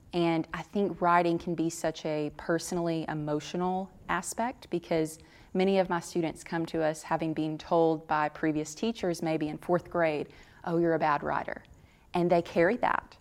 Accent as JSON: {"language": "English", "region": "Tennessee", "country": "United States", "tie": "born or raised there", "said": "I grew up in Tennessee"}